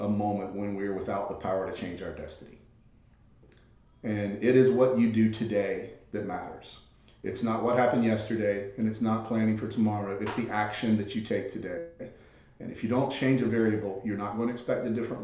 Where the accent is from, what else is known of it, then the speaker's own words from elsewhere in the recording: the South, Southern United States, United States; accent: Southern; my Southern accent